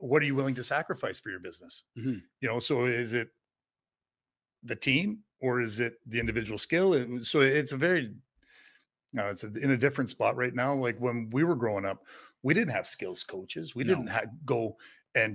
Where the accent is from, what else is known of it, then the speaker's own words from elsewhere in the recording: Kimberley, British Columbia, Canada; growing up in Kimberly, playing against all those guys. But, you know, coming from a town of 6,000 or 7,000 people